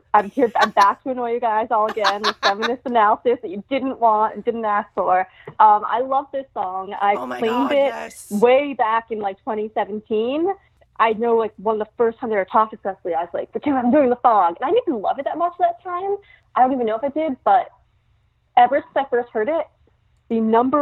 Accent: New York City, New York, United States; also born or lived in Brooklyn; now in Fire Island, United States; I'm from New York City, born and raised, lived there in Brooklyn, but I currently am in Fire Island

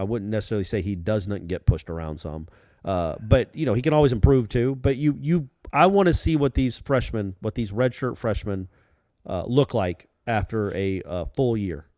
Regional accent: Atlanta, Georgia, United States; my hometown of Atlanta, Georgia

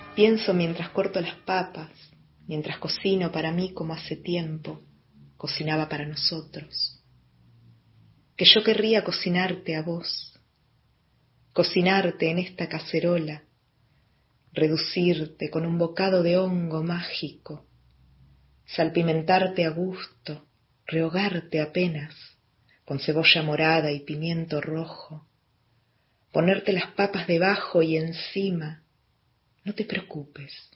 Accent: Tierra del Fuego, Argentina; now in Neuquén, Argentina; resido en Neuquén, aunque nací en Tierra del Fuego

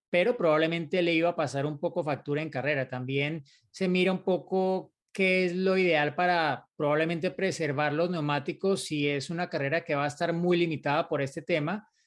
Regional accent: San Luis Potosí, Mexico; soy de San Luis Potosí, México.

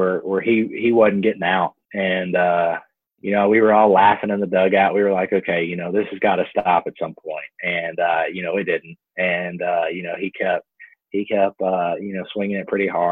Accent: Texas, United States; Me being from Texas, you know, my hometown's about 2 hours north of Houston and about 3 hours south of Dallas

